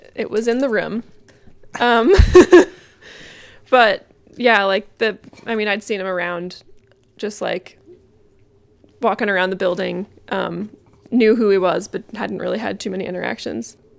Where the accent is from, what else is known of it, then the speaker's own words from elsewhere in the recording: Massachusetts, United States; moved away as an adult; also born or lived in Vermont; now in Burlington, United States; I grew up in Massachusetts. Moved here in twenty eleven